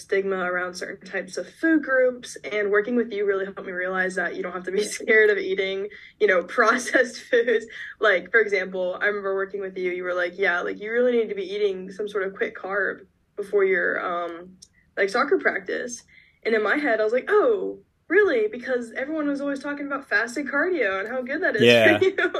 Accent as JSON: {"language": "English", "region": "Georgia", "country": "United States", "said": "I'm from Georgia originally"}